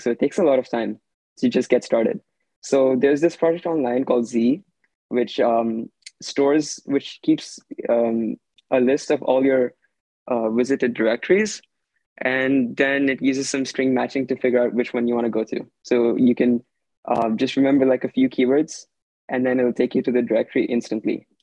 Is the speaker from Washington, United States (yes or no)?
yes; Redmond, Washington, United States; I'm 16, and I'm also from Washington. I live in Redmond